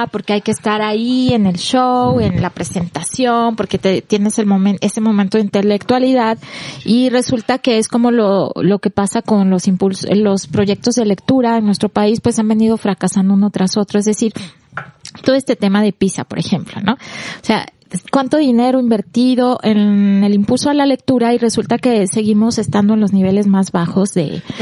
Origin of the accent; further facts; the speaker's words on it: Mexico; somos tantos mexicanos que no importa si leemos, con que compremos el libro